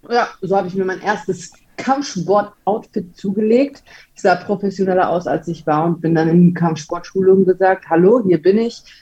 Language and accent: German; Gelsenkirchen, North Rhine-Westphalia, Germany; Ja, Gelsenkirchen ist schon ein roughes Pflaster, würde ich sagen. Also wenn man hier keine Ellbogen hat und nicht weiß, wie man sich durchboxt, dann ähm, kann das ganz schön schwierig werde